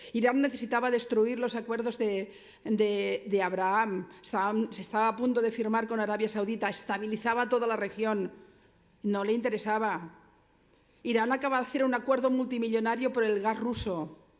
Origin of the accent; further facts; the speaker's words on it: Barcelona, Catalonia, Spain; yo vengo de Barcelona, mi ciudad